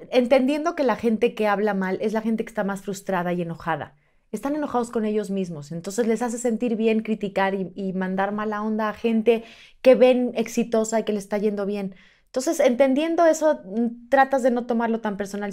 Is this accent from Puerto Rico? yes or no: no; Mexico; soy mexicana